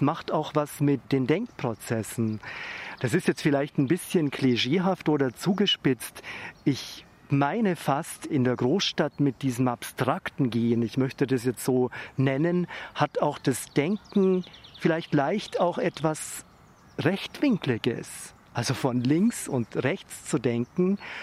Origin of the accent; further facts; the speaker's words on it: Weißenburg, Bavaria, Germany; In Weißenburg und auf dem Land hat das Gehen etwas sehr, sehr Freies